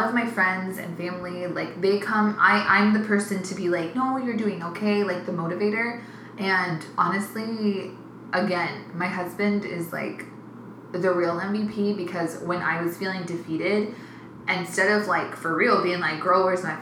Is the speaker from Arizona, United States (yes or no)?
yes; Phoenix, Arizona, United States; I'm proudly from South Phoenix